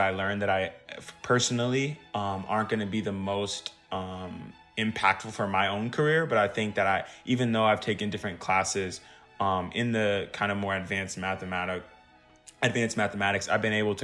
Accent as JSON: {"language": "English", "town": "Dallas", "region": "Texas", "country": "United States", "said": "I'm from Dallas, Texas"}